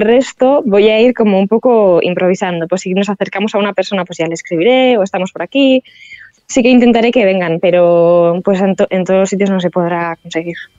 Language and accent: Spanish; San Sebastián, Basque Country, Spain; soy una chica vasca